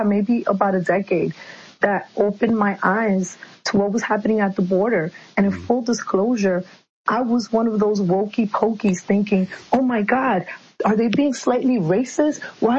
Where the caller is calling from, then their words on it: New York, United States; I'm calling from New York